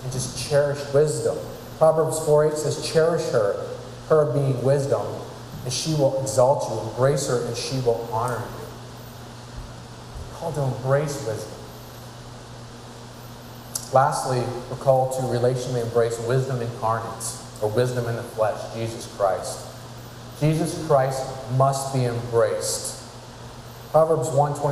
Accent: California, United States; I'm from California. I'm not from New England

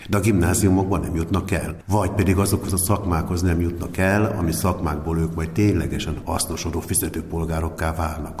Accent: Hungary; moved away; also born or lived in Miskolc; Én egy csodálatos cigánytelepről származom, az erdő alatt van, akár cucca a neve egyébként, mai napig megvan, 14 kis szopakonyhás, viskóból

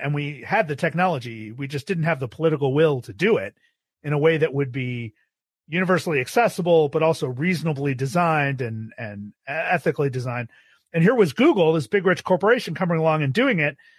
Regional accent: Buffalo, New York, United States; moved away as an adult; also born or lived in Austin, Texas; I grew up in Buffalo, New York

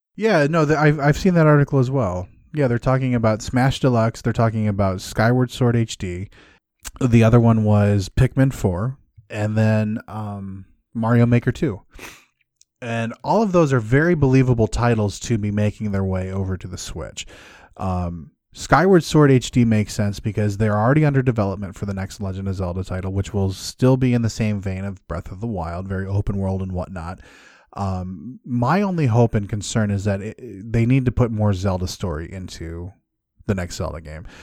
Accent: Midwest, United States; I'm from the Midwest.

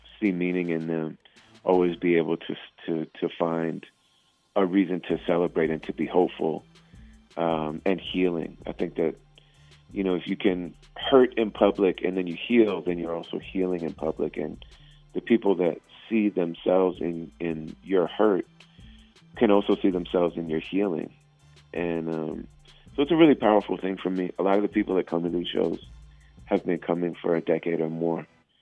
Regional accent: Minneapolis, Minnesota, United States; we're from Minneapolis

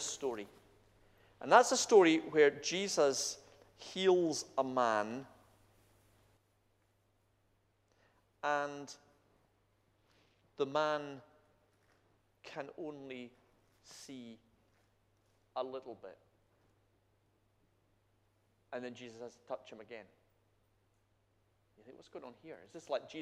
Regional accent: Scotland, United Kingdom; I'm Scottish.

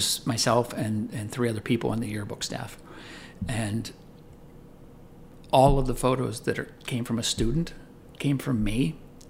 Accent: Tarentum, Pennsylvania, United States; I grew up in a little town in Pennsylvania. It's called Tarentum

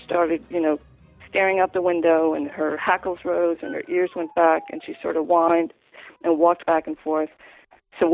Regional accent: New York, United States; moved away; also born or lived in Washington, D.C.; I grew up just outside of New York City

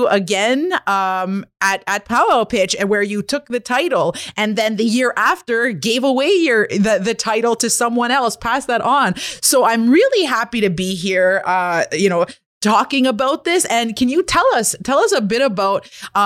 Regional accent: Kitigan Zibi Anishinabeg, Quebec, Canada; I'm an entrepreneur from Kittagong, Zibi, and Anishinaabeg

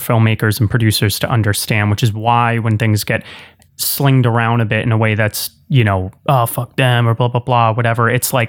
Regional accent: New York area, United States; I'm from the New York area, so I've got thick skin.

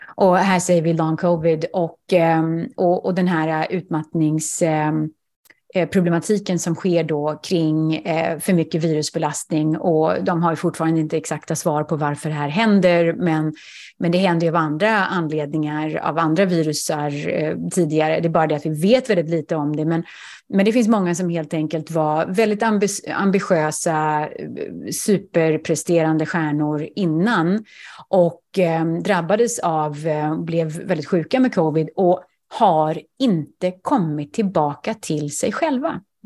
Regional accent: Sweden; moved away as an adult; also born or lived in Manhattan, New York, United States; now in Greenwich, Connecticut, United States; Som svensk

